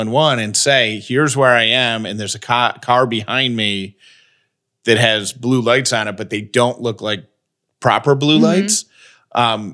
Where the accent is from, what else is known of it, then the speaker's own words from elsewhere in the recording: the North, United States; growing up in the North